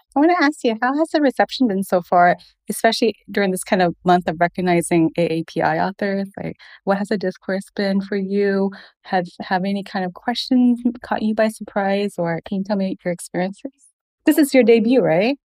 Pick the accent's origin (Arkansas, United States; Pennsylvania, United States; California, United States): Arkansas, United States; Fayetteville; I grew up in Arkansas